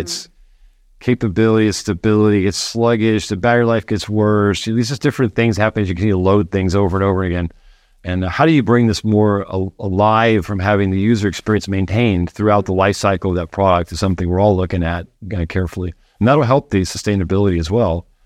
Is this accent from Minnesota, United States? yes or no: no; Florida, United States; moved away; I grew up in Florida near the Space Center.